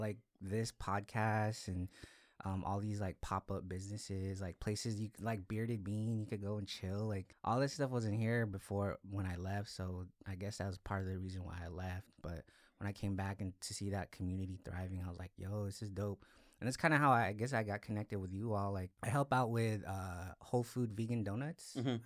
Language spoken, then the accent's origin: English; Salinas, California, United States; moved away as an adult; also born or lived in Los Angeles, California; I'm originally from Salinas, went to high school here, like went to school here